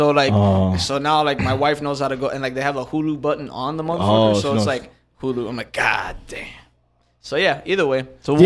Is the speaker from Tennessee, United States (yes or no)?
no; Tampa, Florida, United States; I was born in Tampa